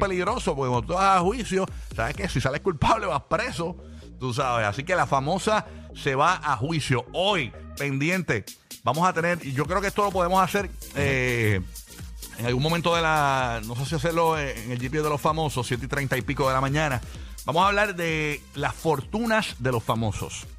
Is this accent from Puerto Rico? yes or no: yes; Puerto Rico; como boricua